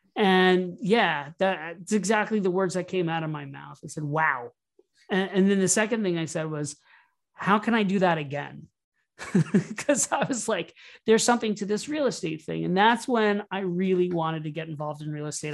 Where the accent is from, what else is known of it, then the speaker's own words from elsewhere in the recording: Orlando, Florida, United States; moved away as an adult; also born or lived in New York City; I started off growing up in Orlando, Florida, and I moved to New York City